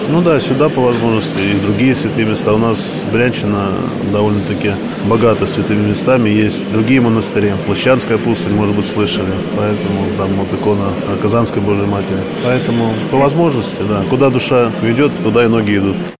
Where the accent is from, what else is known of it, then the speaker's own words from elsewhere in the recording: Bryansk, Bryansk Oblast, Russia; now in Moscow, Russia; я сам родом из Брянска, но уже более 20 лет тоже живу в Москве